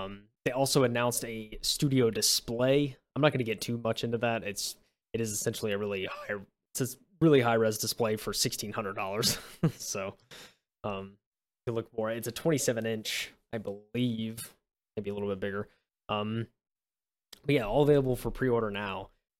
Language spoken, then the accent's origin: English; United States; I'm too American for that.